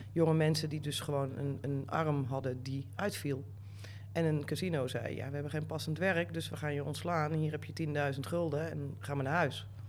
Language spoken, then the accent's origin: Dutch; North Limburg, Netherlands; moved away as an adult; also born or lived in Amsterdam; ik ben opgegroeid in Noord-Limburg